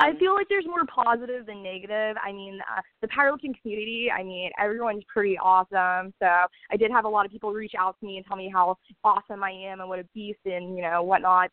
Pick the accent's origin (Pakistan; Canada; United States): United States; Orlando, Florida; I'm born and raised in Orlando, Florida.